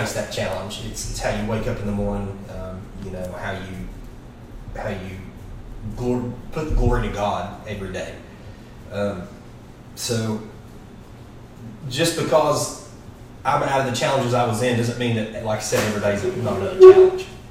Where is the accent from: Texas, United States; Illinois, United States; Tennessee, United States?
Tennessee, United States; Louisville; I grew up we've got a big family grew up here locally in uh, louisville tennessee which is uh, you know just right outside of maryville I grew up on a farm